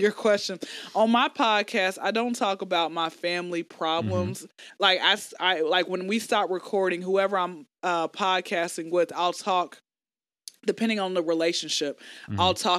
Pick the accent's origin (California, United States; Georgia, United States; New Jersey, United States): Georgia, United States; Atlanta